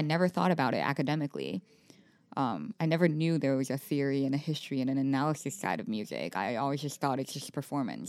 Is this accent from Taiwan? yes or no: yes; Taiwan; moved away as an adult; I went to an international school back home in Taiwan